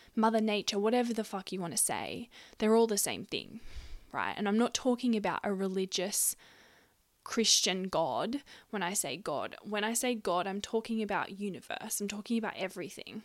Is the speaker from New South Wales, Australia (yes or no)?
yes; Gunnedah, New South Wales, Australia; my hometown of Gunnedah, a country town in New South Wales, Australia. That's where I grew up.